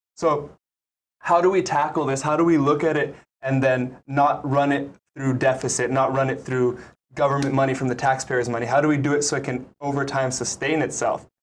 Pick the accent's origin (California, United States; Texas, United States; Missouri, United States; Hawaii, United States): Hawaii, United States; Maui; now in Oahu, United States; I'm originally from Maui